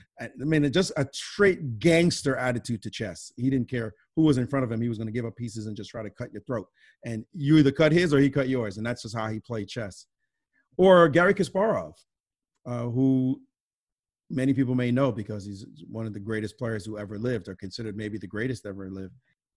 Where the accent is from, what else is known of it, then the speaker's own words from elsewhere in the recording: Brooklyn, New York, United States; and especially growing up in Brooklyn that I relished. You know, we play in the parks.